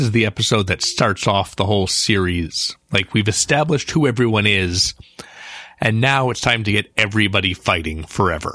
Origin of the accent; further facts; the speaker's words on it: United States; I grew up here in America